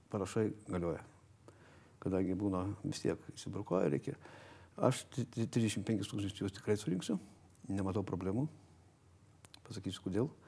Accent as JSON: {"language": "Lithuanian", "town": "Kudirkos Naumiestis", "region": "Marijampolė County", "country": "Lithuania", "tie": "born or raised there", "moved": "yes", "lives_now": "Vilnius, Lithuania", "said": "Aš esu kilęs iš Kudirgos nuomišio. Mhm. Šakių rajonas."}